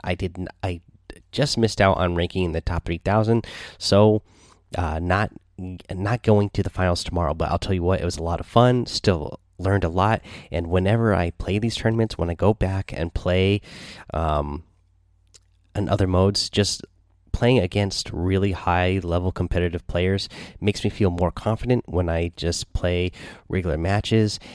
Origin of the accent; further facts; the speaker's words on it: Seattle, Washington, United States; I'm from Seattle.